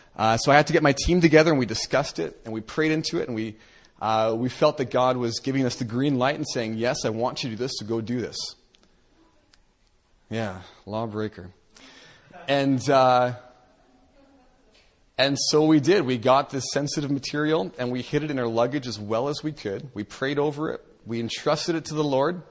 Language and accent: English; Canada; I'm a Canadian